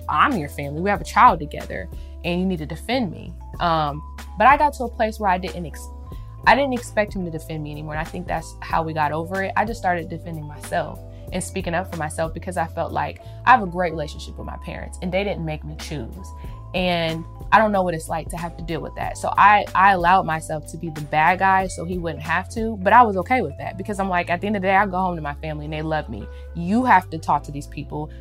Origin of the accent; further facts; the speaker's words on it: United States; growing up in America